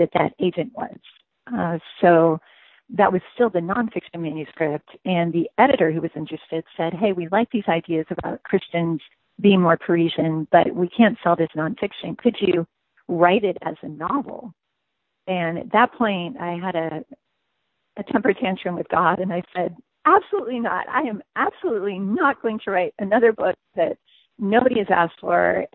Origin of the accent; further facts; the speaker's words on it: United States; also born or lived in France; I'm an American